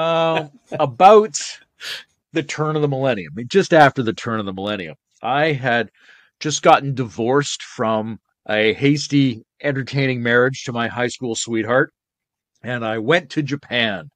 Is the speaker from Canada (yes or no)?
yes; British Columbia, Canada; moved away; also born or lived in Victoria, British Columbia; the island where I grew up